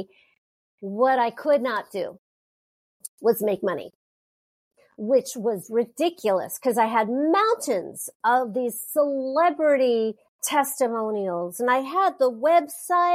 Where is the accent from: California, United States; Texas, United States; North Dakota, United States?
California, United States; Southern; I'm from Southern California